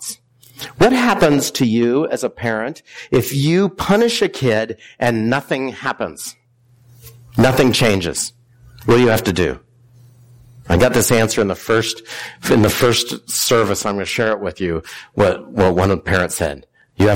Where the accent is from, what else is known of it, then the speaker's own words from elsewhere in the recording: near Hanford, Washington, United States; I grew up near Hanford